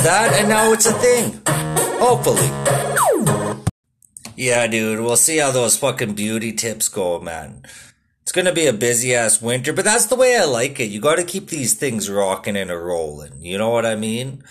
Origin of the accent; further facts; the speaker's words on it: Saskatoon, Saskatchewan, Canada; moved away; also born or lived in Vancouver; I was from Saskatoon